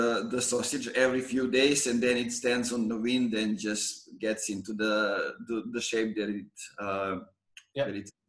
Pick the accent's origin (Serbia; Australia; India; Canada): Serbia; Pirot; moved away; my hometown Pirot